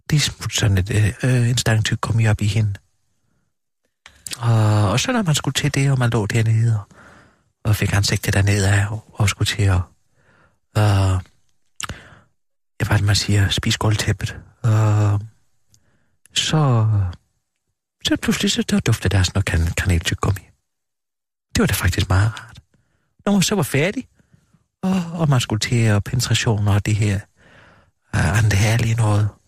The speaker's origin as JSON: {"language": "Danish", "region": "Southern Denmark", "country": "Denmark", "said": "det er vi, altså det er nede i Sønderjylland, hvor jeg kommer fra."}